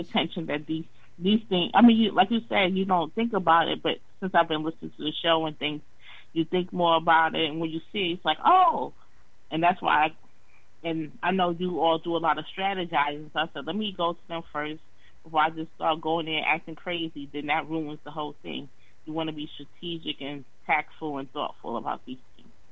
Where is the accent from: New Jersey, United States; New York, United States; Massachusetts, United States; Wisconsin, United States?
New York, United States; moved away; I'm from New York. That was one of my first jobs, summer jobs, cleaning up the park